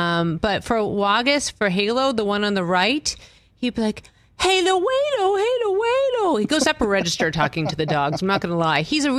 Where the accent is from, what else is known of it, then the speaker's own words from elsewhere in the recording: New England, United States; I'm from New England.